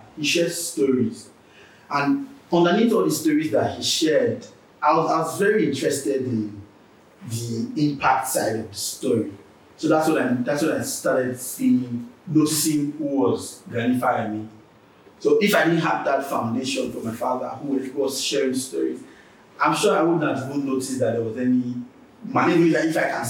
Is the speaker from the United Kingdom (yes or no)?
no; Warri, Delta, Nigeria; where I'm from Warri, so when I say that I'm a Warri boy